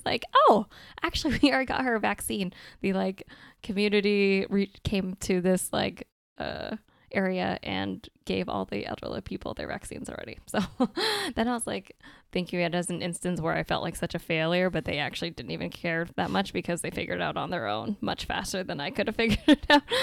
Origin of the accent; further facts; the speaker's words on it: Maine, United States; also born or lived in California; I was born in California and lived there for nine years, and then we hopped around, and then I ended up in Maine for most of my life, basically from elementary school all the way through med school, basically.